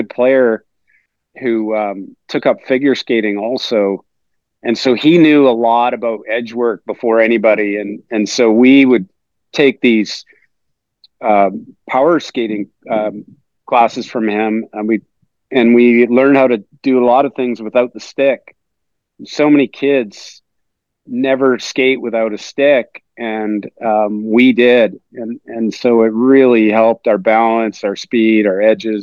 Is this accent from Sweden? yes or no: no; Victoria, British Columbia, Canada; growing up in Victoria